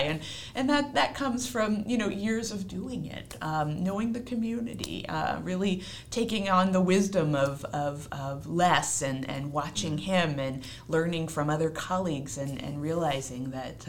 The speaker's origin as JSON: {"language": "English", "town": "Seattle", "region": "Washington", "country": "United States", "tie": "born or raised there", "moved": "yes", "lives_now": "Providence, United States", "said": "I am a native of Seattle. I was born and raised on the West Coast"}